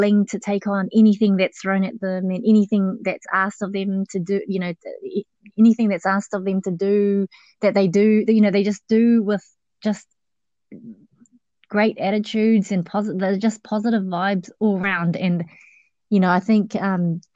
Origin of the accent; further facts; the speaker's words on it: New Zealand; accent: Kiwi; also born or lived in Laos; Good old Kiwi accent